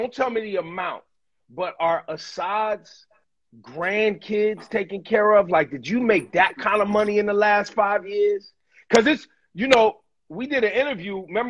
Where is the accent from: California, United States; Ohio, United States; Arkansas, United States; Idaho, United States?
California, United States; Oakland and Sacramento, Northern; moved away as an adult; also born or lived in Berkeley, California / Portland, Oregon; now in New York, United States; I was born in Berkeley, raised in Oakland and Sacramento, Northern Cali